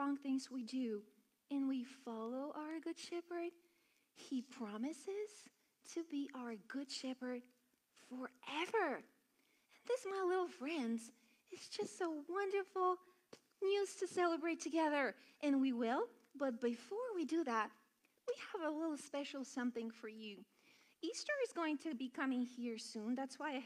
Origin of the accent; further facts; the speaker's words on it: Bulgaria; now in United States; I'm from Bulgaria